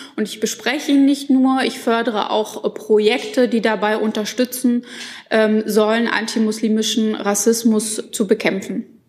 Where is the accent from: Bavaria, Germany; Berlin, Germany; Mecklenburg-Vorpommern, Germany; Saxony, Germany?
Mecklenburg-Vorpommern, Germany; Schwerin; meine Heimat Schwerin und Mecklenburg-Vorpommern